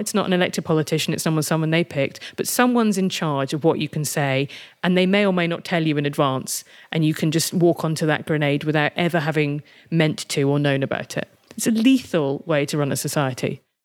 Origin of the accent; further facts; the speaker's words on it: United Kingdom; I'm British and European rather than American